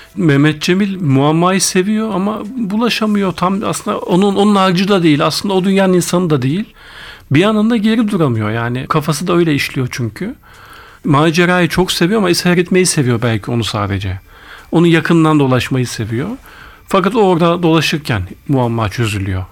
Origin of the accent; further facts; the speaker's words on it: Ankara, Turkey; also born or lived in Ardahan; Bütün yani çocukluğumdan hatırladığım her şey Ankara. İlk gençlik Ankara. Mezuniyet, üniversiteyi bitirene kadar hep Ankara. O yüzden Ankaralıyım dersek hadi çok da yanlış olmaz